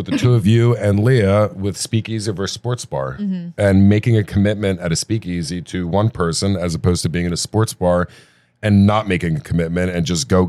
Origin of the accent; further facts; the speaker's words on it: New Jersey, United States; I'm from New Jersey. I'm here for the first time.